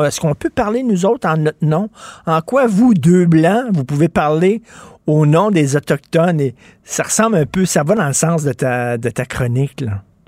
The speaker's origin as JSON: {"language": "French", "town": "Montreal", "region": "Quebec", "country": "Canada", "said": "je viens de Verdun"}